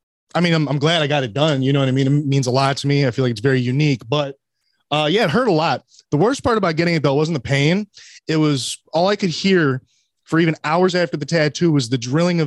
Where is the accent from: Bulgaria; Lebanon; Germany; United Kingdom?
United Kingdom; But I'm also British, so I'm like limey.